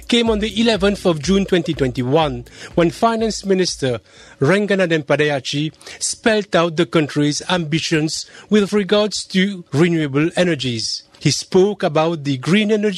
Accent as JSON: {"language": "English", "country": "Mauritius", "said": "I'm a reporter from the Indian Ocean island of Mauritius."}